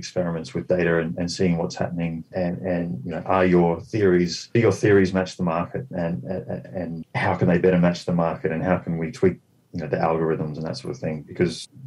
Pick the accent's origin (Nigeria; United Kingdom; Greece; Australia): Australia; moved away; I'm Australian, and I've got a lot of background in the property scene there